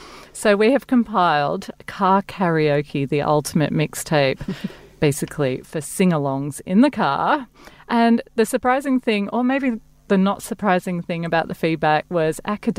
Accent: Glasgow, Scotland, United Kingdom; now in Australia; I'm from Glasgow.

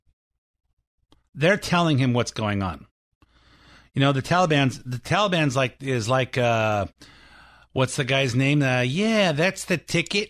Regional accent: United States; I'm an American

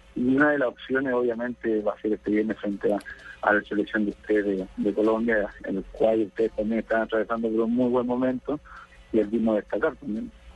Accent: Chile; nosotros como chilenos

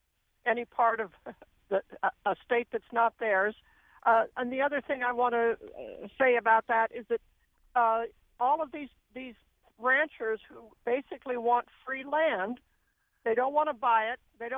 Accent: Oregon, United States; I'm originally from Oregon.

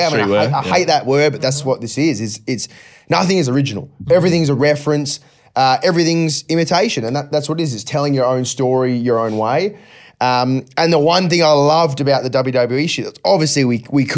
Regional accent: Australia; growing up in Australia, I never played AFL

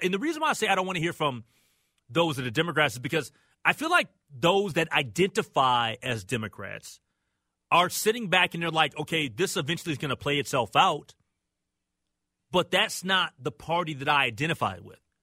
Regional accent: United States; I'm American

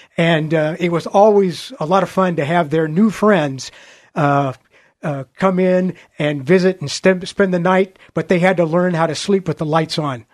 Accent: Portland, Oregon, United States; also born or lived in New York City, United States; I, uh, grew up on a farm, uh, just, uh, uh, in West Portland, uh, kind of in the Bethany, West Union area

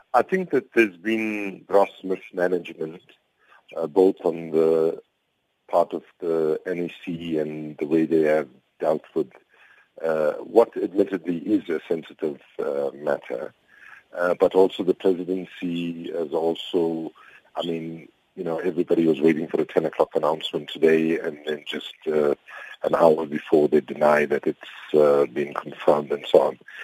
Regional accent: South Africa

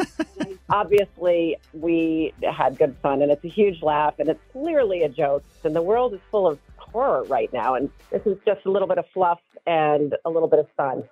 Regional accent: Anne Arundel County, Maryland, United States; I grew up in Anne Arundel County

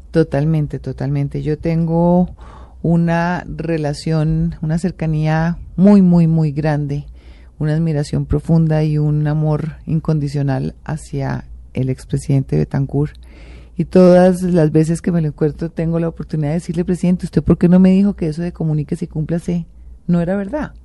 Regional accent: Colombia; como colombiana

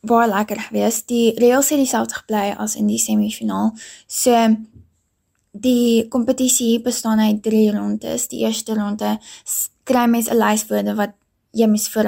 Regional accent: Pretoria, Gauteng, South Africa; Ek is hier in Pretoria gebore en dit is ook waar ek nog my hele lewe bly en groot word.

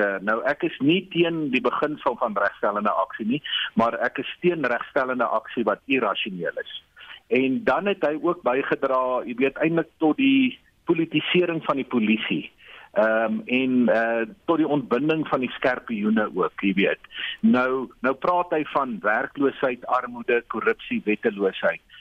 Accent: South Africa

